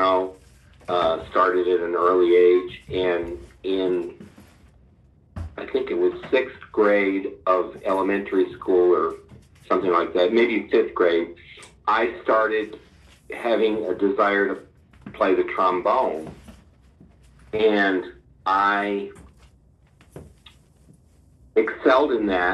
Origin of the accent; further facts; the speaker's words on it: Long Island, New York, United States; moved away as an adult; also born or lived in Nashville; I grew up on Long Island